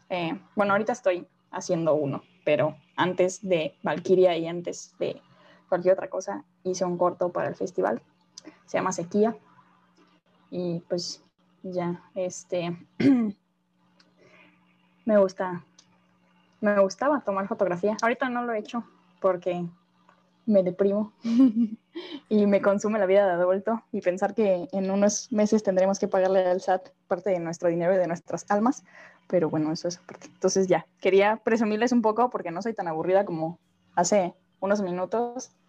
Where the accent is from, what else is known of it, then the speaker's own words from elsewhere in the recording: Mexico; Ah, nací en México, soy de México y resido en México.